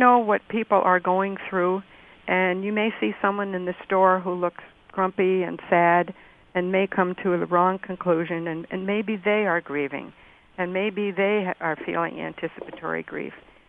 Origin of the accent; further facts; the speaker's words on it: Rochester, Minnesota, United States; We have a federal medical center, a prison in my hometown of Rochester, Minnesota.